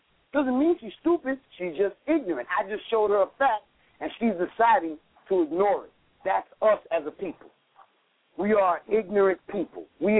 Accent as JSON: {"language": "English", "town": "Racine", "region": "Wisconsin", "country": "United States", "said": "I'm from Racine, man."}